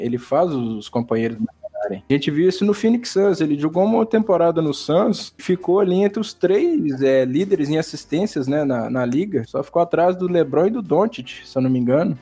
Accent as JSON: {"language": "Portuguese", "town": "Belo Horizonte", "region": "Minas Gerais", "country": "Brazil", "said": "Eu sou de Belo Horizonte"}